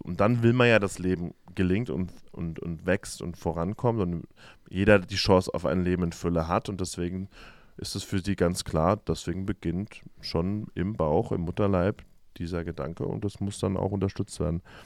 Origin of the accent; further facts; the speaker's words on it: Germany; now in United States; als Deutsche